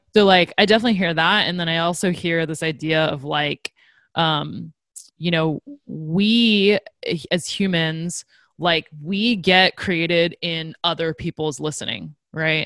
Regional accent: Silicon Valley, California, United States; growing up in Silicon Valley

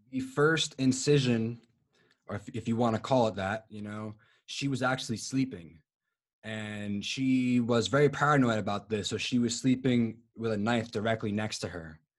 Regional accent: Providence, Rhode Island, United States; I am from Providence, Rhode Island

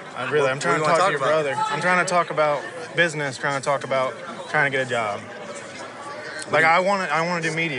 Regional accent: Ohio, United States; I came up here, took a risk. I'm originally from Ohio.

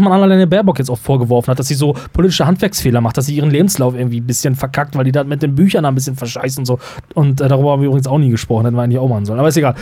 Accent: North Rhine-Westphalia, Germany; bei uns im Niederrhein

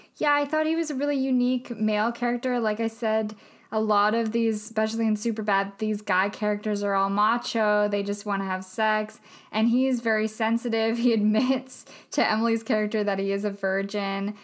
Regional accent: Vancouver, British Columbia, Canada; we're from Vancouver

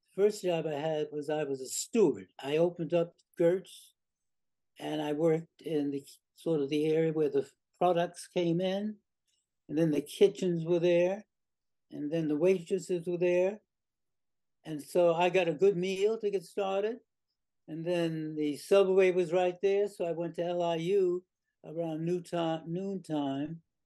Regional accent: New York City, New York, United States; I grew up in South Jamaica

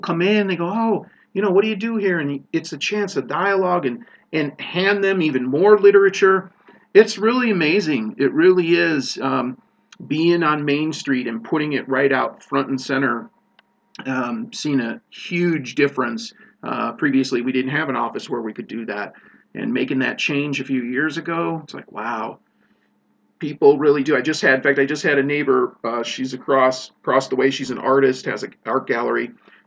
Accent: Chicago, Illinois, United States; I grew up in Chicago in a big city

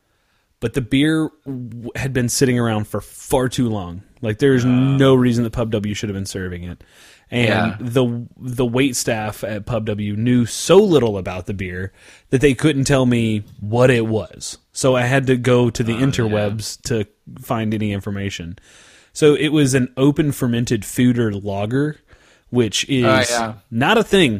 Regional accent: south of Norman, Oklahoma, United States; straight from my hometown, south of Norman, to Tulsa

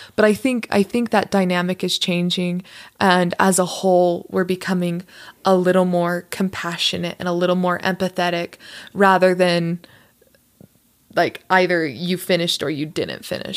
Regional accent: Las Vegas, Nevada, United States; moved away as an adult; also born or lived in Utah; I was born and raised in Las Vegas

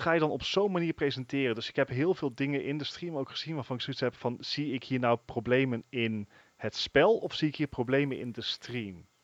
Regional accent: Netherlands

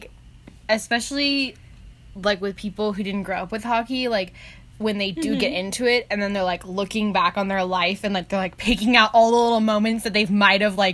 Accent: United States; growing up in America

